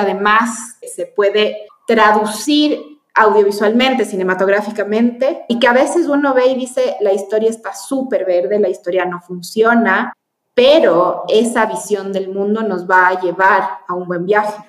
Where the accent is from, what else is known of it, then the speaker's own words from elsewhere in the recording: Chile; now in Ecuador; yo nací en Chile, me vine a Ecuador